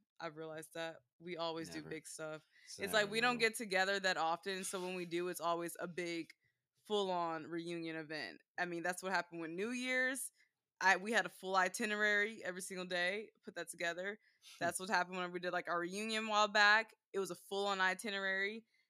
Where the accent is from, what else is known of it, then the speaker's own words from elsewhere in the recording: Dallas, Texas, United States; This because we grew up in Dallas. Why I'm like this.